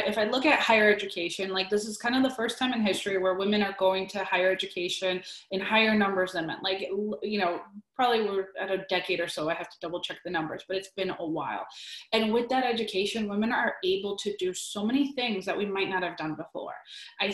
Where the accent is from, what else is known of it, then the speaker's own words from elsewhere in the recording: New Britain, Connecticut, United States; But I really come from New Britain, Connecticut. I'm from the Polish community in New Britain, Connecticut